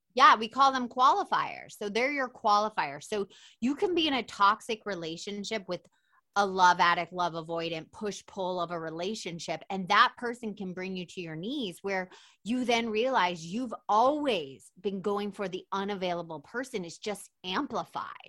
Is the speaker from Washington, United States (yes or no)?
no; Atlanta, Georgia, United States; I'm from Atlanta